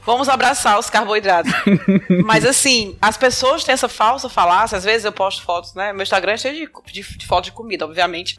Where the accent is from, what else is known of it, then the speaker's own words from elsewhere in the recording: Fortaleza, Ceará, Brazil; Eu sou de Fortaleza, capital do Ceará